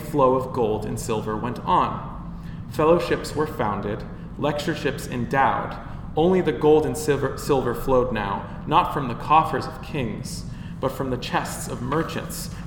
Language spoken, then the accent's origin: English; United States; now in Bristol, United Kingdom; as an American sitting in Bristol